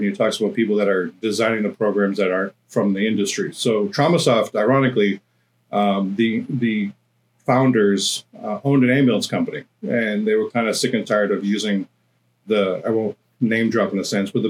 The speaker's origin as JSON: {"language": "English", "region": "New England", "country": "United States", "moved": "as an adult", "lives_now": "California, United States", "said": "I can't go back to Boston or tell people I'm from New England in that sense."}